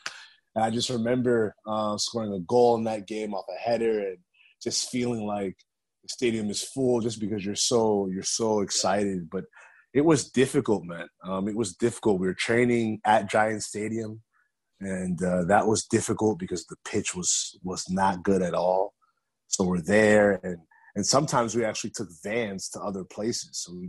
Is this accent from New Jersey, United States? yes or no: yes; New Jersey, United States; born there; I was born in New Jersey and I had an incredible amount of family in New Jersey.